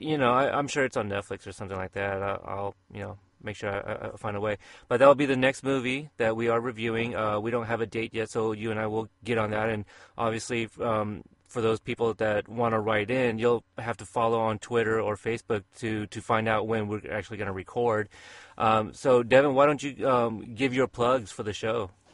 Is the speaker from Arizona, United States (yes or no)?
no; Portland, Oregon, United States; my hometown